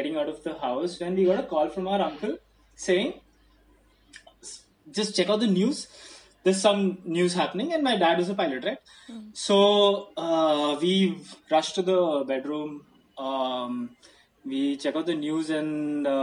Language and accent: English; Navi Mumbai, Maharashtra, India; a small kid growing up in New Bombay